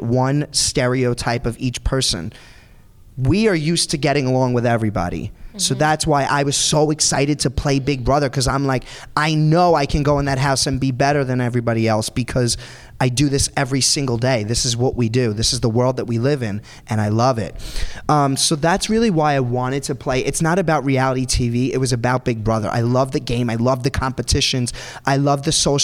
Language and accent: English; New York City, New York, United States; born or raised there